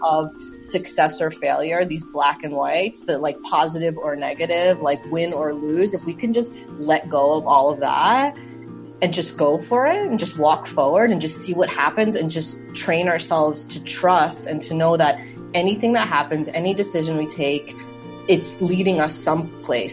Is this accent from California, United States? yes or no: no; New York City, New York, United States; moved away as an adult; also born or lived in Berlin, Germany; I grew up in Queens.